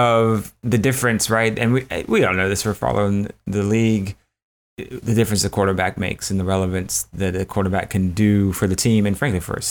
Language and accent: English; Midwest, United States; as a Midwesterner myself